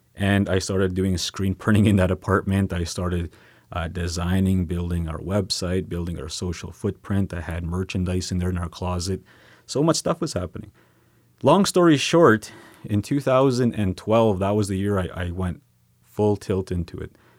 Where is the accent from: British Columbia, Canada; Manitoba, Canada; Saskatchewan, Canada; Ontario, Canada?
Saskatchewan, Canada; Sweetgrass First Nation; now in Saskatoon, Canada; I'm from Sweetgrass First Nation. I, um, currently live in Saskatoon